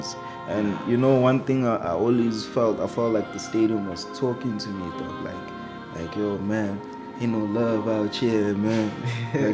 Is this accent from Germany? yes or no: no; Johannesburg, Gauteng, South Africa; it's where I'm from, where I learned most of my lessons, where I had, you know, a majority of my life experiences